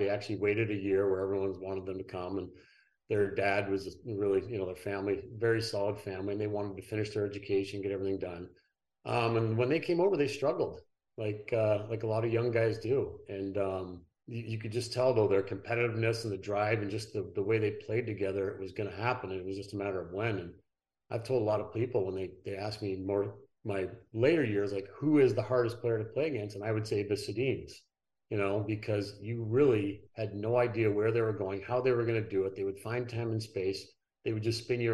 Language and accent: English; Ottawa, Ontario, Canada; Came back to Ottawa, my hometown